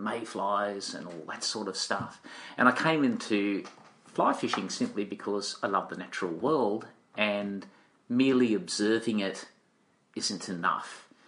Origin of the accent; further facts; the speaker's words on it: Tasmania, Australia; And so you wander around in Tasmania and you collect experiences.